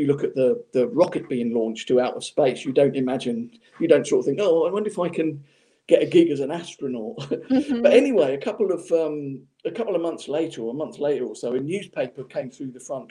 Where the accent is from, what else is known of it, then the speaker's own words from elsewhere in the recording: Portsmouth, South East England, United Kingdom; Portsmouth, which was my hometown at the time where I was from